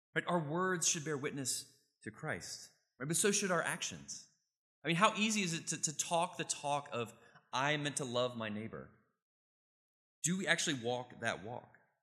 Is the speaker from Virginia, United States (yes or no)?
yes; Richmond, Virginia, United States; I grew up in Richmond, Virginia